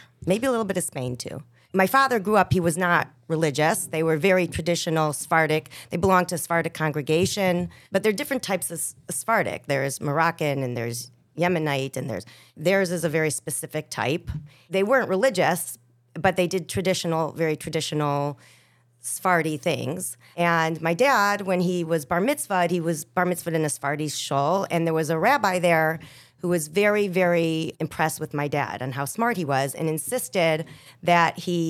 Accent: Chicago, Illinois, United States; So there's I'm related to everybody in Chicago on some level.

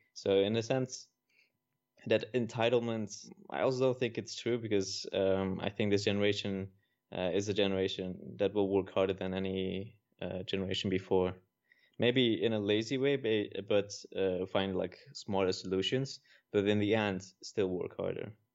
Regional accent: Netherlands; I'm from the Netherlands.

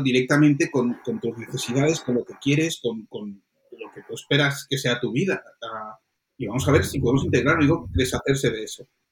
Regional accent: Colombia; moved away; yo nací en Colombia

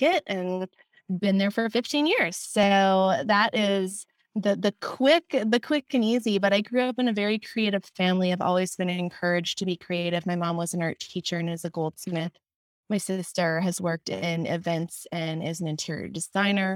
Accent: Wisconsin, United States; moved away as an adult; also born or lived in Minnesota / London; now in Los Angeles, United States; I am originally from the Midwest. I grew up in Wisconsin

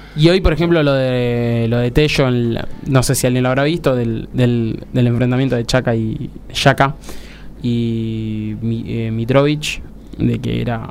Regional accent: Argentina; Como argentino, como argentino

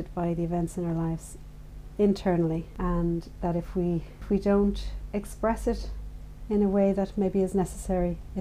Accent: Dublin, Leinster, Ireland; I grew up in Dublin

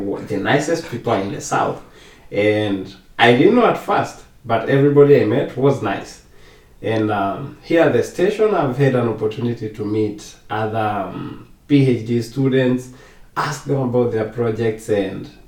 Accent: Kenya; moved away as an adult; now in Costa Rica; I was born and raised in Kenya

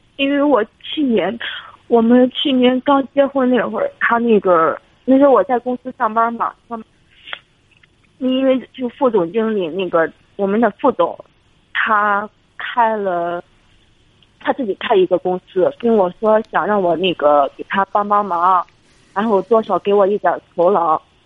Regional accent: Shandong, China; now in Beijing, China; 我老家是山东的

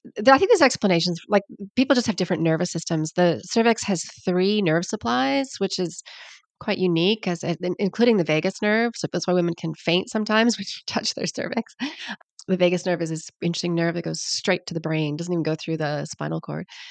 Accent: Canada; accent: Canadian; also born or lived in Sydney, Australia; now in New Zealand; I'm Canadian, you can hear from my accent, but I live down under

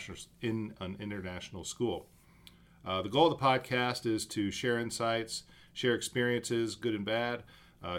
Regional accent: Akron, Ohio, United States; moved away as an adult; also born or lived in Riga, Latvia; now in Budapest, Hungary; I'm originally from the United States, from Akron, Ohio

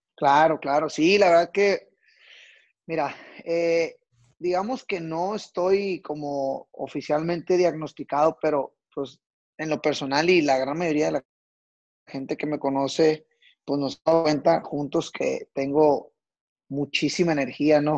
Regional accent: Culiacán, Sinaloa, Mexico; yo soy originario de la ciudad de Culiacán, Sinaloa.

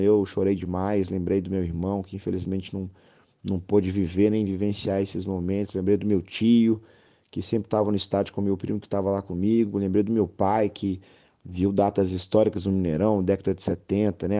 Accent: Belo Horizonte, Minas Gerais, Brazil; moved away as an adult; Eu, eu sou um belo horizontino que me radiquei no interior durante sete anos

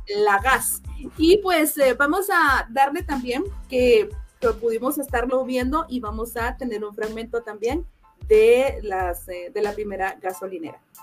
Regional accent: Guatemala; yo soy de Guatemala

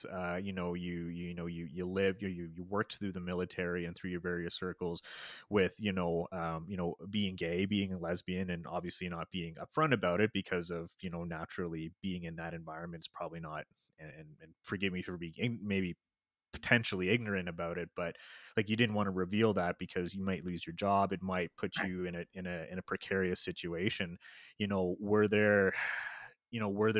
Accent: Toronto, Ontario, Canada; moved away as an adult; now in Alberta, Canada; I grew up in Toronto, Ontario, Canada

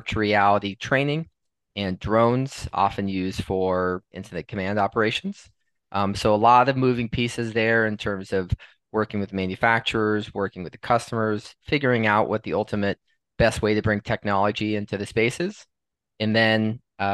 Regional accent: Los Angeles, California, United States; also born or lived in Wisconsin; I'm originally from Los Angeles, California, the fourth of seven children.

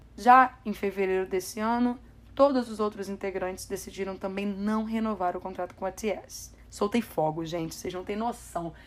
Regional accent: Brazil; sou brasileira

